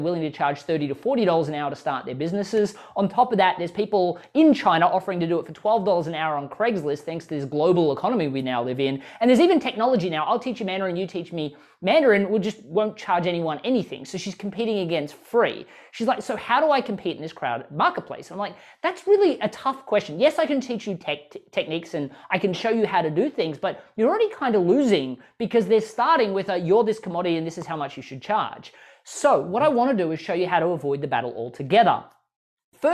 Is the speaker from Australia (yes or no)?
yes; Australia; now in United States; I moved from Australia to the US. That was terrifying.